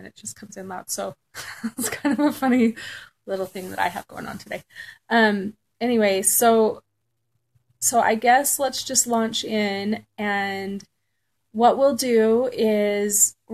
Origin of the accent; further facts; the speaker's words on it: Southern California, United States; I grew up in Southern California